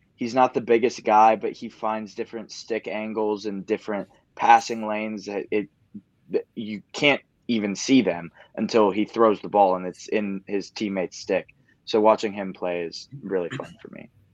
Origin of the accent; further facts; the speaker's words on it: Oregon, United States; moved away as an adult; I grew up in Oregon. I went to the University of Oregon.